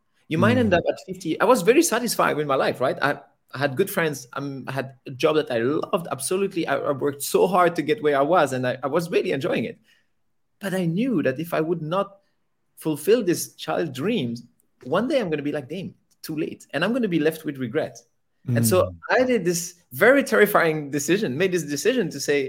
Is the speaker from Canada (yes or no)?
no; Belgium; moved away as an adult; So I was born in Belgium. Okay. I lived there until I was about 26 years old